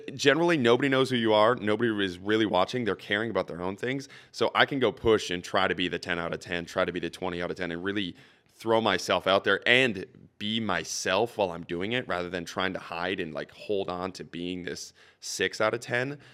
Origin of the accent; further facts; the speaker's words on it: Saint Cloud area, Minnesota, United States; moved away as an adult; now in Saint Paul, United States; I was back home, uh, in the Saint Cloud area, really, really small town